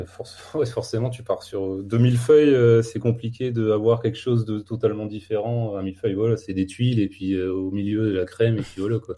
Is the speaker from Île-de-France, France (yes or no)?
no; the Nord, Hauts-de-France, France; je suis du Nord